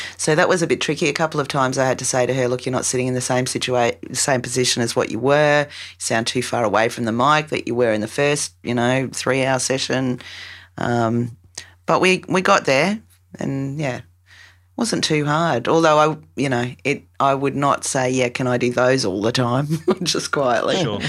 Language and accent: English; Australia